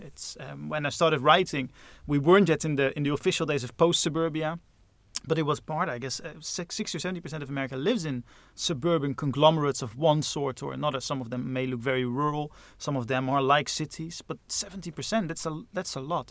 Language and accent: English; Netherlands; Growing up in those suburbs in Holland